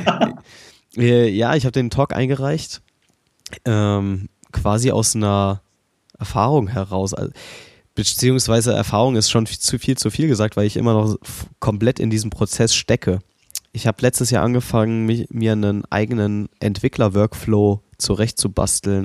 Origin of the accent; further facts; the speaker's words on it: Berlin, Germany; ich bin Berliner